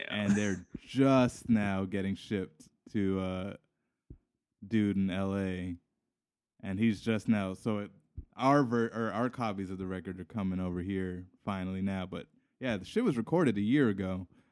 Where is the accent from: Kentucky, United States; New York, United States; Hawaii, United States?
Hawaii, United States; I'm from Hawaii